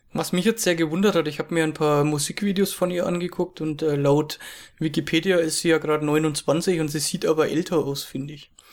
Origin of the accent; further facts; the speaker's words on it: Germany; ich bin aus Deutschland